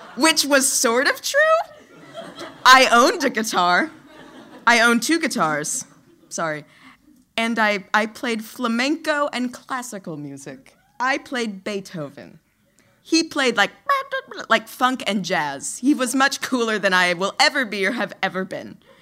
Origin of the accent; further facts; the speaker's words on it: New Orleans, Louisiana, United States; I grew up in Louisiana, in the city of New Orleans